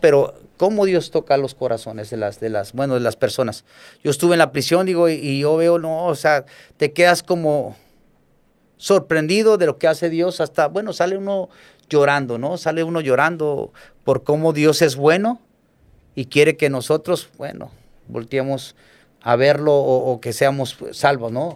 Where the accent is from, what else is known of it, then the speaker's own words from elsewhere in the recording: Acapulco, Guerrero, Mexico; crecí aquí en Acapulco